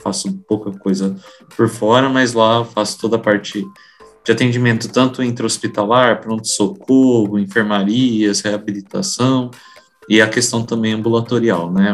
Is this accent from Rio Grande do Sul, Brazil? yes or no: no; Maringá, Paraná, Brazil; moved away as an adult; also born or lived in Foz do Iguaçu; now in São Paulo, Brazil; Eu me formei na Universidade Estadual de Maringá, que é a minha cidade natal